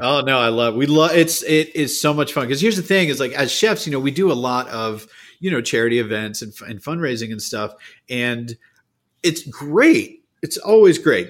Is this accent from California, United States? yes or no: no; Cape Cod, Massachusetts, United States; I grew up on Cape Cod